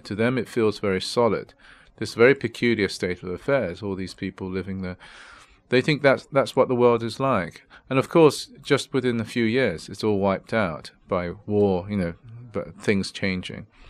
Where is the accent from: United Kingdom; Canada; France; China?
United Kingdom; England; also born or lived in Japan; when I was growing up in England